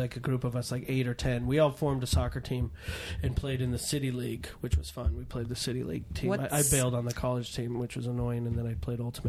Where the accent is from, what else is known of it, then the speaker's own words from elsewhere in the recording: California, United States; So I grew up in Marin County, and everyone loved ….